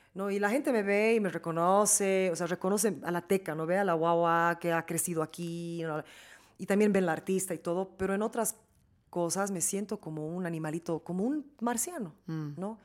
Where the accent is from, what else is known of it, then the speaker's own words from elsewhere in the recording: Bolivia; moved away; also born or lived in New York; soy boliviana